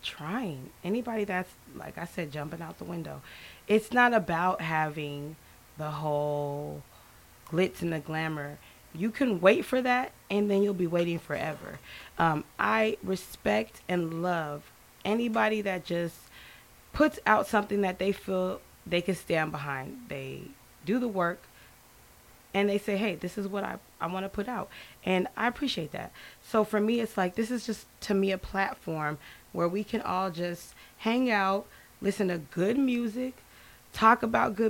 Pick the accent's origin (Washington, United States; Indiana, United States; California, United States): Washington, United States; Tacoma; now in Houston, United States; I am from Tacoma, Washington, the Pacific Northwest